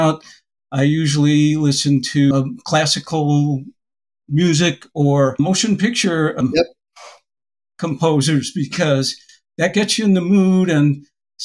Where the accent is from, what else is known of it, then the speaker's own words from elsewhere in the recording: Springfield, Massachusetts, United States; When I was growing up in Springfield